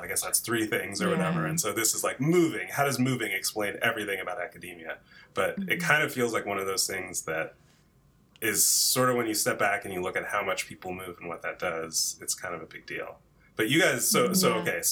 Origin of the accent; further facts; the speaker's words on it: New Jersey, United States; moved away as an adult; also born or lived in Chicago / Berkeley; I grew up in New Jersey and went to college outside of Chicago